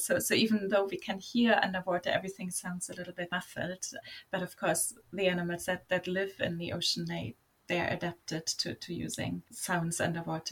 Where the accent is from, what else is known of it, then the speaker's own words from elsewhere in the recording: Berlin, Germany; moved away as an adult; also born or lived in Canada; I grew up in Berlin, very far from the ocean